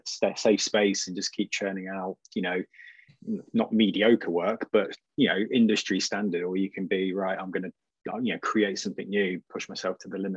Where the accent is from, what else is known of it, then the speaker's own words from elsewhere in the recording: Leicester, East Midlands, United Kingdom; I am also from Leicester